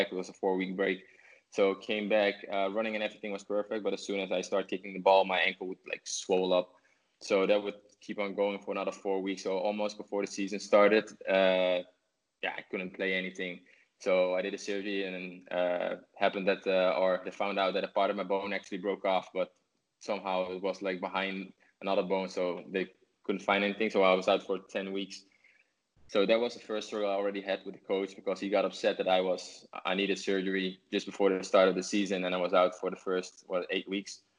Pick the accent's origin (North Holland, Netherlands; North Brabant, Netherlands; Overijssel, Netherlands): North Brabant, Netherlands; 's-Hertogenbosch; English is a second language; So I went back to my hometown, uh, Den Bosch, uh, who didn't had a really good start but we had an amazing season there.